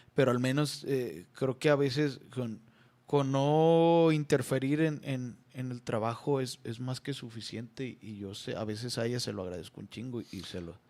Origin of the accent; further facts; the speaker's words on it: Nayarit, Mexico; en Guayabitos. Es allá, pues, en mi tierra